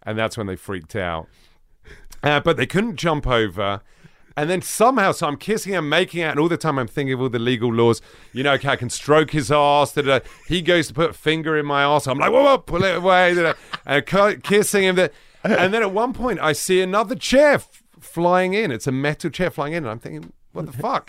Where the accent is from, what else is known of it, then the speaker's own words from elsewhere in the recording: London, United Kingdom; I grew up in northwest London